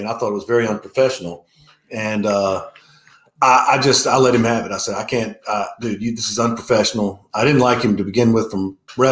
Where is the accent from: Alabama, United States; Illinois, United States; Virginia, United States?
Virginia, United States; Richmond; I grew up in Richmond, Virginia.